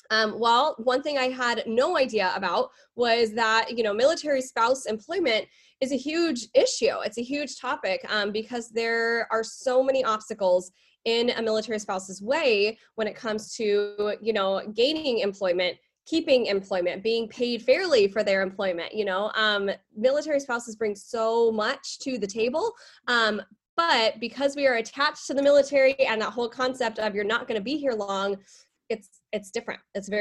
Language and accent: English; England, United Kingdom; born there; I was born in England.